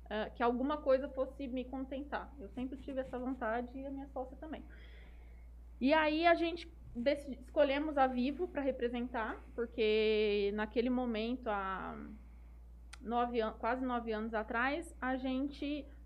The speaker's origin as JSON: {"language": "Portuguese", "town": "Jales", "region": "São Paulo", "country": "Brazil", "tie": "born or raised there", "said": "nasci, nasci em São Paulo, na verdade, mas com dois anos eu vim para Jales."}